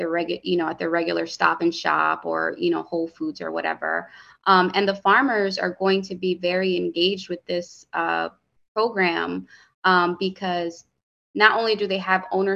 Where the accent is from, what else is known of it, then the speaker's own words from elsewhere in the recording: Hartford, Connecticut, United States; growing up in Hartford, the bodegas, the corner store, they fed me and my sisters